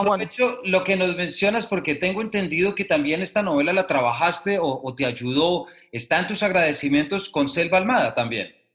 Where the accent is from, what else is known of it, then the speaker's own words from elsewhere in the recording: Colombia; como lector colombiano